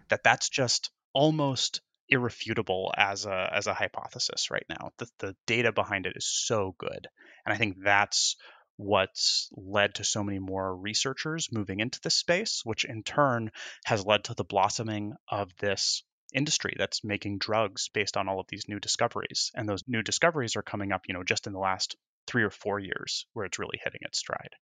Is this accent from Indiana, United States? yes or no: yes; Indiana, United States; moved away as an adult; also born or lived in Wisconsin / Chicago / Michigan / Texas; now in New York, United States; I was born in Wisconsin, right on Lake Michigan, and grew up in Indiana.